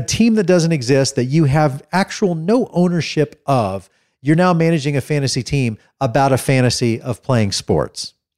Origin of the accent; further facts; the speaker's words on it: Dallas, Texas, United States; also born or lived in Oklahoma; I grew up here in Texas